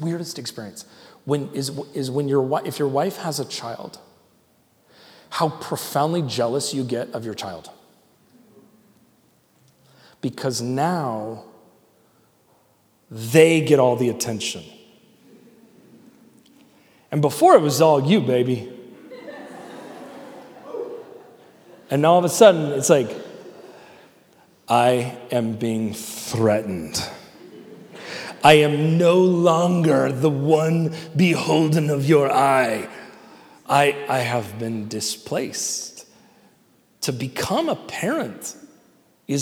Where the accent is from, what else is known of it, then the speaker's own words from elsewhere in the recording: United States; I'm an American. I'm proud to be an American